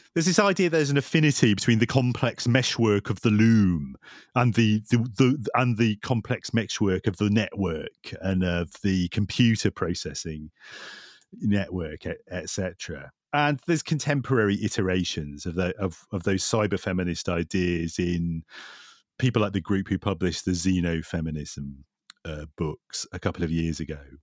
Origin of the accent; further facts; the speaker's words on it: Lancashire, North West England, United Kingdom; in Lancashire, where I grew up